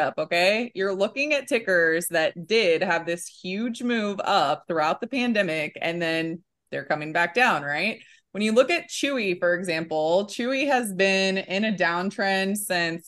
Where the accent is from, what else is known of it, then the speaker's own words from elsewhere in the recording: Kansas City, United States; accent: Midwest; I'm from Kansas City.